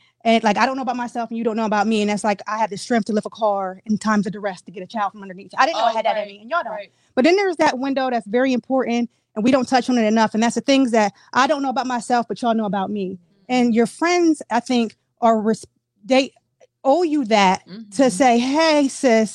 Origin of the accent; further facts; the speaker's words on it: Harrisburg, Pennsylvania, United States; I have, of course, family here because I'm born and raised in Harrisburg